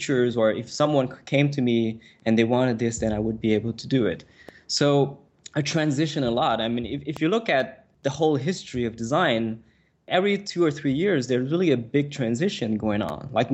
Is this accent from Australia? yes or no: no; Montreal, Quebec, Canada; first language French; English is a second language; I come from Montreal, which is a very small city